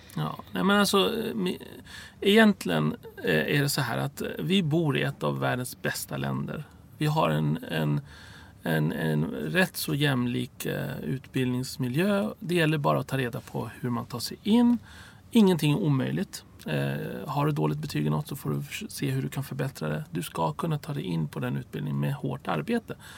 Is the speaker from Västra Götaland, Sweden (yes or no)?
no; Stockholm, Stockholm County, Sweden; also born or lived in Cairo, Egypt; Rinkeby där jag växte upp.